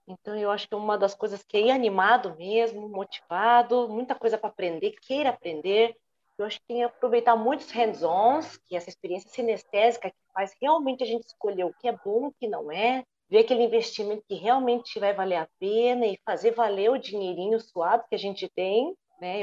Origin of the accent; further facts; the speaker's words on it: São Paulo, Brazil; Eu já nasci em São Paulo, moro em São Paulo, então mesmo assim, mesmo morando no interior hoje